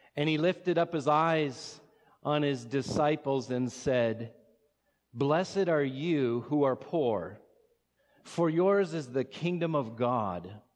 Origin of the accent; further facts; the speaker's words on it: Watertown, South Dakota, United States; also born or lived in Sioux Falls; I grew up in Watertown